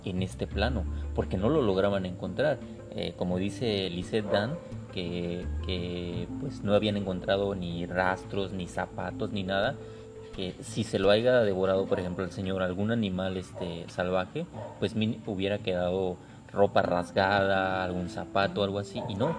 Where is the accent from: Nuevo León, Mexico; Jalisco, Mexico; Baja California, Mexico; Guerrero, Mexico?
Jalisco, Mexico; Guadalajara; moved away; yo soy eh, oriundo de Guadalajara